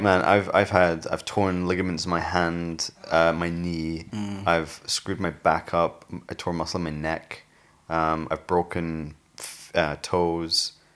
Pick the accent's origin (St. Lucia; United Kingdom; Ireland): United Kingdom; also born or lived in Newcastle / Sheffield; I grew up in Newcastle and Sheffield.